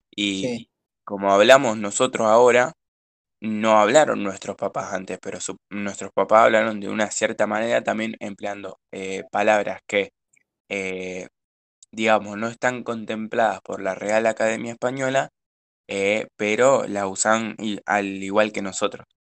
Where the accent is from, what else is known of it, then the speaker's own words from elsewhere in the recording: Rosario, Santa Fe, Argentina; nosotros somos de Rosario